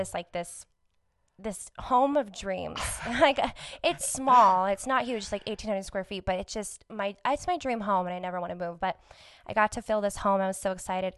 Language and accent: English; Albuquerque, New Mexico, United States; also born or lived in Farmington; Born and raised in Albuquerque